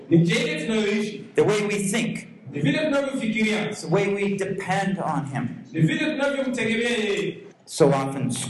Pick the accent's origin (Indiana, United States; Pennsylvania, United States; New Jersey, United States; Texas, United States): Pennsylvania, United States; Pittsburgh; I come from Pittsburgh